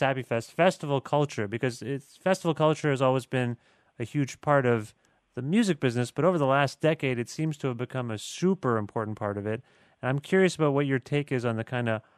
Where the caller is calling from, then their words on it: Guelph, Ontario, Canada; I'm calling you from Guelph, Ontario